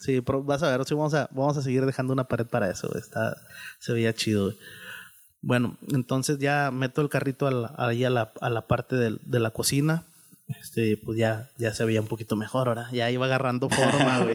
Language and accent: Spanish; San Rafael, Nuevo León, Mexico; me crié ahí en, en San Rafa, ahí en la secundaria 46, ahí en San Rafael